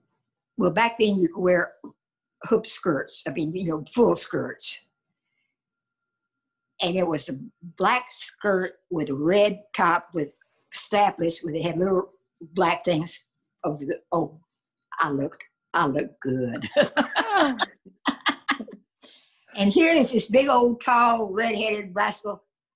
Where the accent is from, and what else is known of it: Winchester, Tennessee, United States; born or raised there; also born or lived in Georgetown, Kentucky